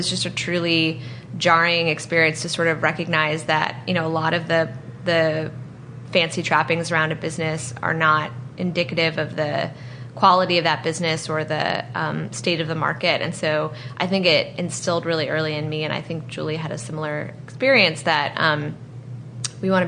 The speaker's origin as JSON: {"language": "English", "region": "East Coast of the U.S.", "country": "United States", "tie": "born or raised there", "moved": "yes", "lives_now": "San Francisco, United States", "said": "I grew up on the East Coast of the U.S."}